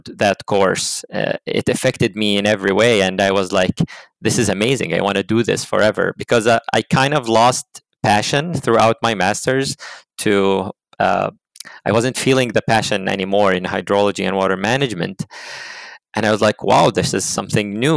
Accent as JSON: {"language": "English", "country": "Jordan", "moved": "as an adult", "lives_now": "United States", "said": "I came from Jordan. Jordan is in the Middle East"}